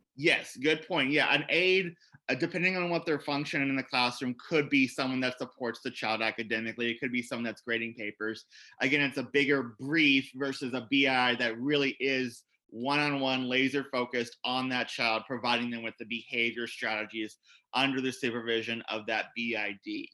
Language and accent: English; Columbus, Indiana, United States; I was a teacher in the state of Indiana where I grew up